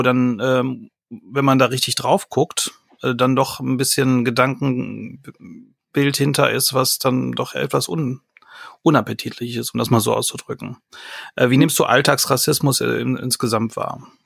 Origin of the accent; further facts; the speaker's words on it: Ostwestfalen-Lippe, North Rhine-Westphalia, Germany